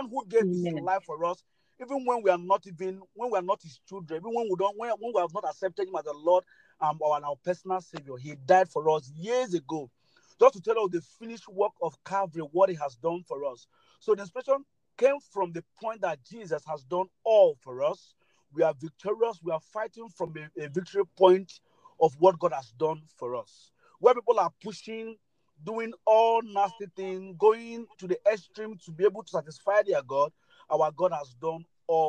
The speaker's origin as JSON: {"language": "English", "country": "Nigeria", "also_born_or_lived": "Abuja", "said": "I'm a Nigerian. I'm based in Nigeria, precisely in Abuja, the capital city of Nigeria"}